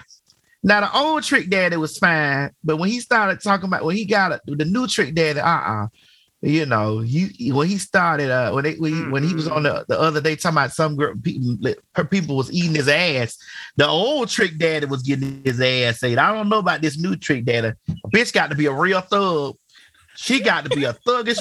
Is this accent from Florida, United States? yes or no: yes; Miami, Florida, United States; I'm from Miami